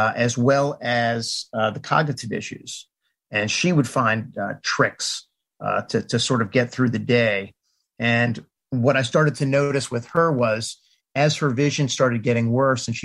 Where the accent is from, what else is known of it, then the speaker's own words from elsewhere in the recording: Washington, District of Columbia, United States; I'm originally from the Washington, D.C. area, like literally next to Chevy Chase Circle in Washington. Went to D.C. public schools